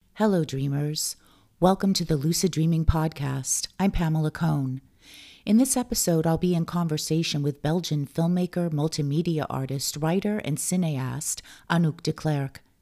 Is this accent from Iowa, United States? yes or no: no; Los Angeles, California, United States; moved away; my hometown of Los Angeles